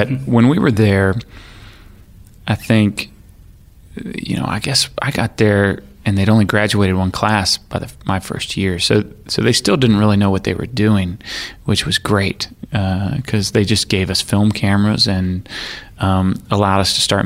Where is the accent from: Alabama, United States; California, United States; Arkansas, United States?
Arkansas, United States; I grew up in Arkansas